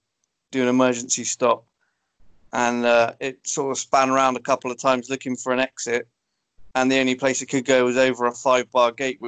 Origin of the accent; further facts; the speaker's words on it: Somerset, South West England, United Kingdom; where I grew up in Somerset